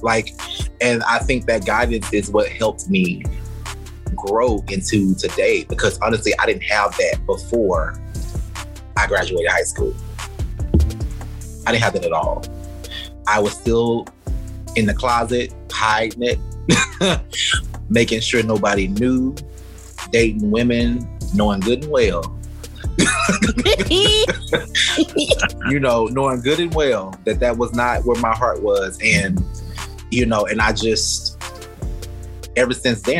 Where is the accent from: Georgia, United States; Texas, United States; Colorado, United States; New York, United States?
Texas, United States; near Jasper, East; moved away as an adult; I'm from East Texas, a small country town. You've heard of Jasper, Texas?